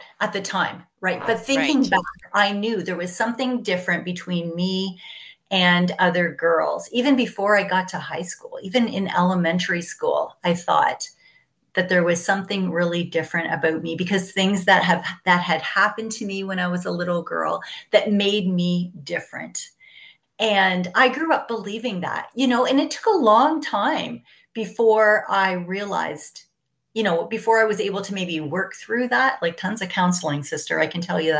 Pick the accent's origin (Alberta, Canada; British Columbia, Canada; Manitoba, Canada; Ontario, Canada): Ontario, Canada; So I was born in Ontario. I'm from Canada. I was born on a farm, or I was raised on a farm